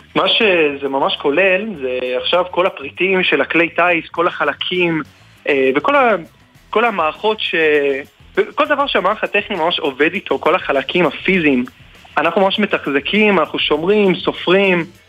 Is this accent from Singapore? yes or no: yes; Singapore; Hebrew is a second language; moved away as an adult; now in Israel; אפילו שנולדתי שם וכל החיים שלי הייתי שם